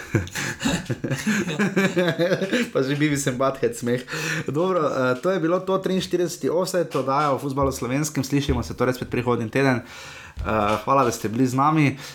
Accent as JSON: {"language": "Slovenian", "country": "Slovenia"}